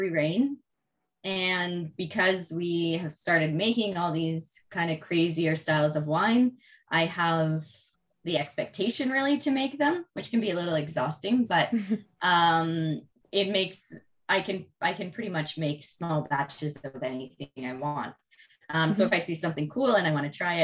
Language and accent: English; Prince Edward County, Ontario, Canada; So I'm from Prince Edward County. I grew up here